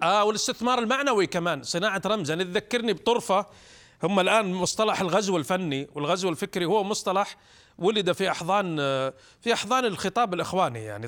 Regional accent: Saudi Arabia

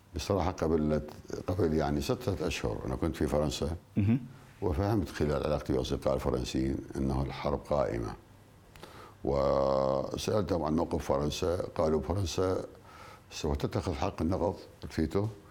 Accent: Al Anbar, Iraq; احنا عندنا بالعراق

